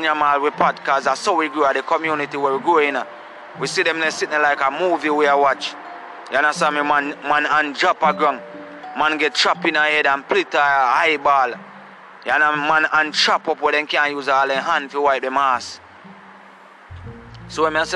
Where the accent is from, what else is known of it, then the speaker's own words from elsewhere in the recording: Saint Catherine, Jamaica; I come from Gullin Grove, St. Catherine, the borderline of St. Mary and St. Catherine. So where me come from